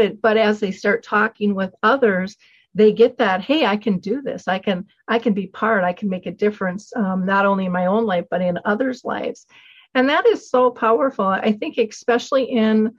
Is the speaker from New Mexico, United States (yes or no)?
no; Minnesota, United States; I'm a girl from Minnesota. I didn't travel much.